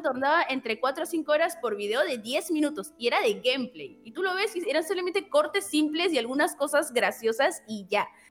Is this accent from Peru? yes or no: yes; Peru; fui la representante de Perú